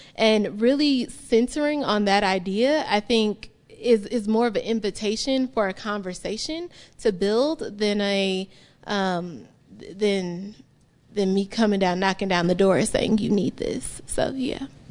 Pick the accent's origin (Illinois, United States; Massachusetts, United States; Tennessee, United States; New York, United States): Illinois, United States; Chicago; now in Utah, United States; I'm a curly-haired black woman from Chicago